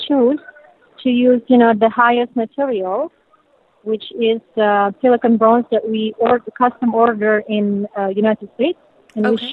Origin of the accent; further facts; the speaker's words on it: Indonesia; moved away; I'm from Indonesia.